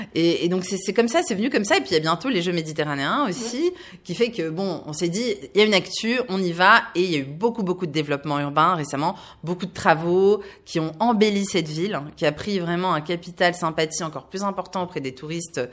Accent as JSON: {"language": "French", "area": "Var", "region": "Provence-Alpes-Côte d'Azur", "country": "France", "also_born_or_lived": "Paris", "moved": "yes", "said": "je suis du sud de la France, je suis née ailleurs dans le Var"}